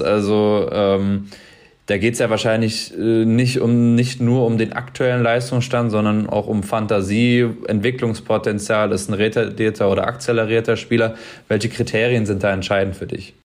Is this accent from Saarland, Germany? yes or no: no; Mainz, Rhineland-Palatinate, Germany; hier aus meiner Heimat, aus Mainz